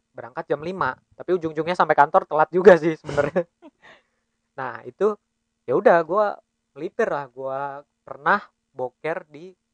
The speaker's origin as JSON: {"language": "Indonesian", "town": "Bekasi", "region": "West Java", "country": "Indonesia", "tie": "born or raised there", "lives_now": "Balikpapan, Indonesia", "said": "Iya kita asli Bekasi, jadinya memang kita ke Balikpapan nih ngerantau"}